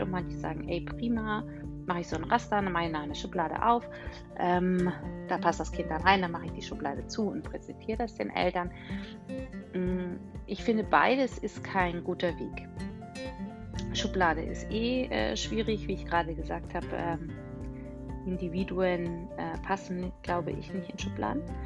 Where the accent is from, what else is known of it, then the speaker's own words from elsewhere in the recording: Bavaria, Germany; Ich komme ja aus Bayern